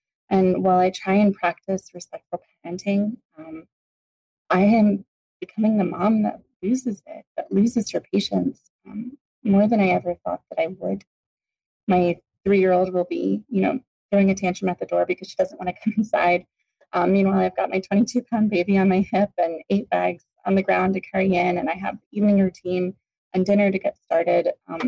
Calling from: Arizona, United States; I'm calling from Arizona.

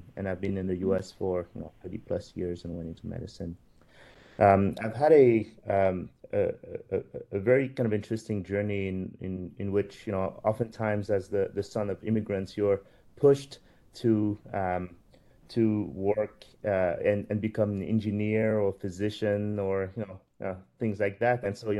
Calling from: New York, United States; So I am actually dialing from New York

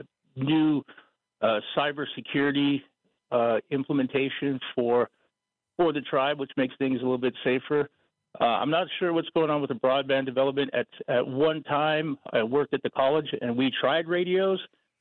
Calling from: New Town, North Dakota, United States; I'm calling from Fort Berthold.

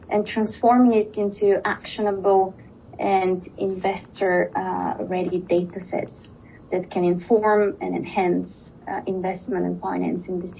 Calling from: Switzerland; I'm uh, joining today from Switzerland.

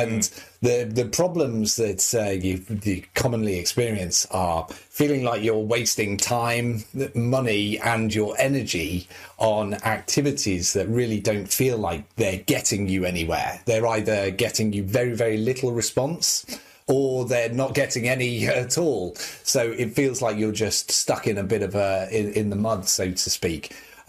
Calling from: Leeds, Yorkshire and the Humber, United Kingdom; I'm calling in from Leeds in the north of the UK this morning.

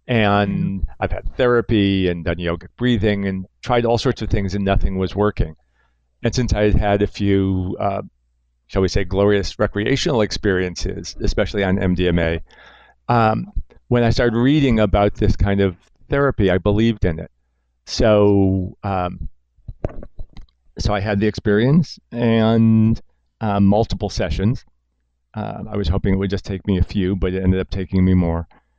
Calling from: New York, United States

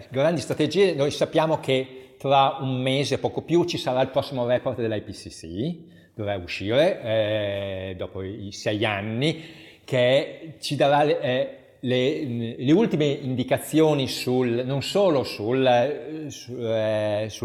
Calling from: Emilia-Romagna, Italy; se andiamo in Emilia-Romagna, dalle nostre parti, da dove parlo in questo momento

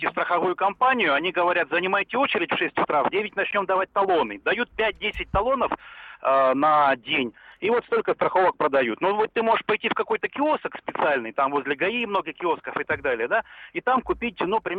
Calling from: Chelyabinsk, Chelyabinsk Oblast, Russia; Я звоню вам из Челябинска.

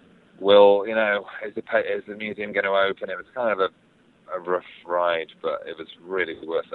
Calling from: London, United Kingdom; I'm in West London.

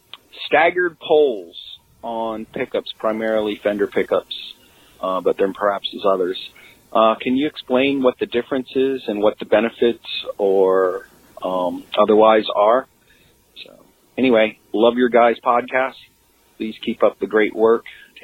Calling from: Maine, United States; I'm calling from Maine.

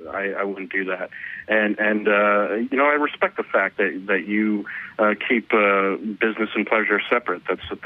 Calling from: Milwaukee, Wisconsin, United States

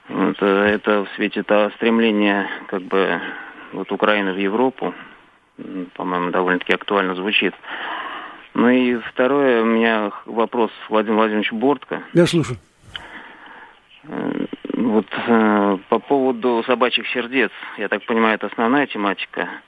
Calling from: Saratov, Saratov Oblast, Russia; Здравствуйте. Э, я, я из Саратова.

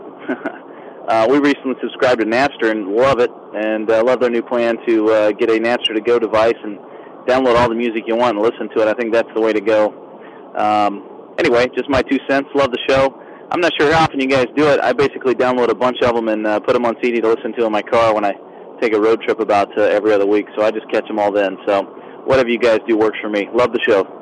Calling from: Orlando, Florida, United States; I'm calling from Orlando, Florida

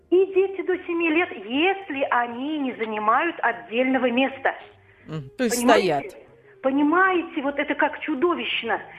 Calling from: Vladimir, Vladimir Oblast, Russia; Мне 62 года, я пенсионерка из Владимира.

